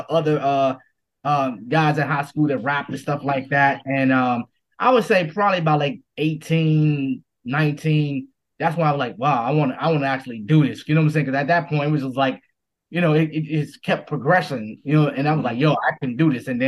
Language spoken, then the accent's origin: English; Washington, District of Columbia, United States; D.C. Born and raised in D.C.